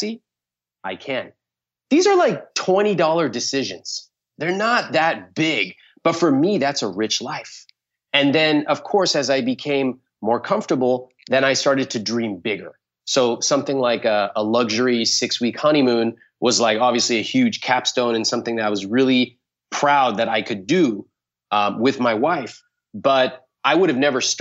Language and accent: English; California, United States; I was born in California